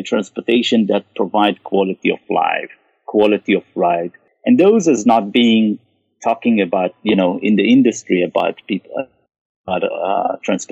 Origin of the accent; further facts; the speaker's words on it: Israel; moved away as an adult; also born or lived in Japan; now in Bay Area, United States; originally I'm from Israel